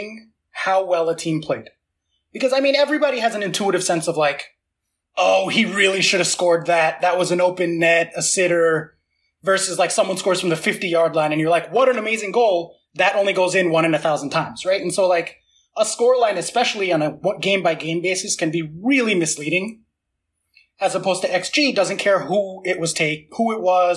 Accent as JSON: {"language": "English", "country": "United States", "said": "I am American"}